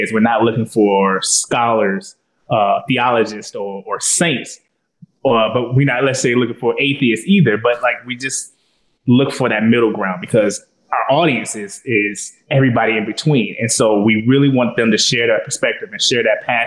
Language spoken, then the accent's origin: English; Chicago, Illinois, United States; moved away as an adult; now in Baltimore, United States; I'm from Chicago